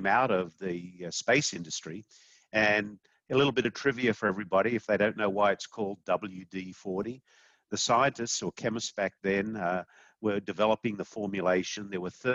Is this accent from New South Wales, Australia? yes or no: yes; Sydney, New South Wales, Australia; moved away as an adult; now in United States; I'm an Aussie. I grew up in Sydney, Australia. I moved to the United States in 1994.